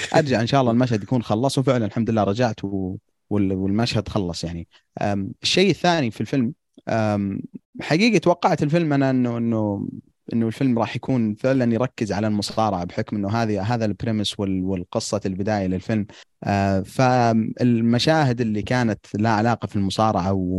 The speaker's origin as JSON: {"language": "Arabic", "country": "Saudi Arabia", "said": "احنا سعوديين"}